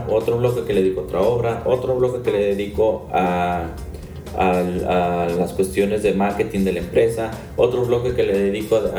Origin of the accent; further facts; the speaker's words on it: Mexico; Claro que soy mexicano